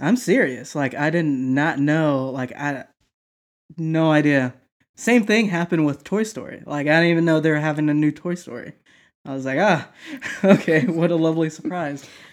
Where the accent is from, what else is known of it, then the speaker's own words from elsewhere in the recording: the South, United States; moved away; where I grew up that live in the South